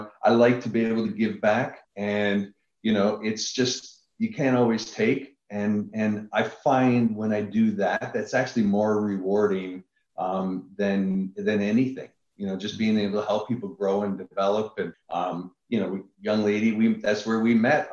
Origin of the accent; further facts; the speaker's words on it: Niagara Falls, Ontario, Canada; moved away; I'm originally from Niagara Falls, Canada.